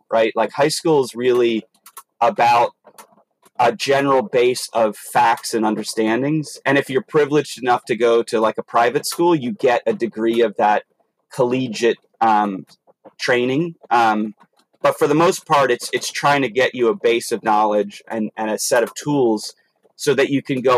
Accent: Maryland, United States; moved away; also born or lived in Arizona; I actually lived in Arizona for 7 years, but I grew up in Maryland

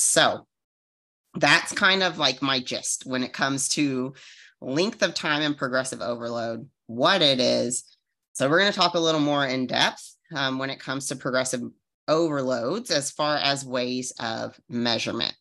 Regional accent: Arizona, United States; I'm from Arizona

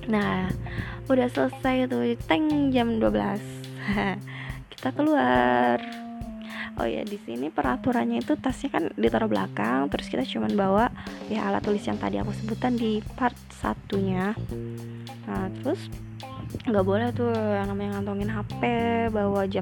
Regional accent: Tangerang, Banten, Indonesia; btw aku dari Tangerang itu kalian tahu dong perjalanannya naik KRL pun

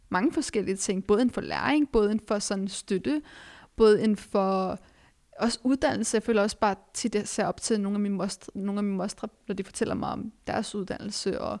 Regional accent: Denmark; at vi er vokset op i Danmark, øh, født og vokset op i Danmark med en anden etnisk baggrund

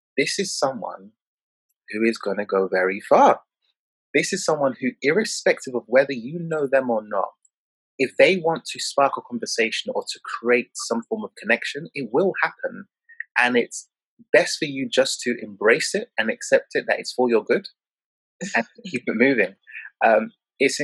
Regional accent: London, United Kingdom; I grew up in Peckham, Southeast London

